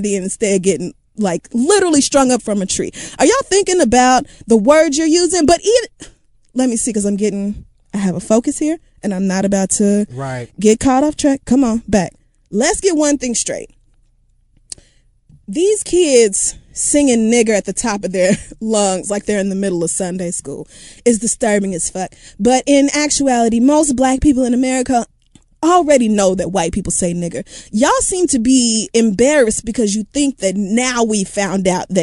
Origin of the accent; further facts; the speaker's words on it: Oklahoma, United States; moved away; I'm from Oklahoma and everything about Oklahoma is so dear to me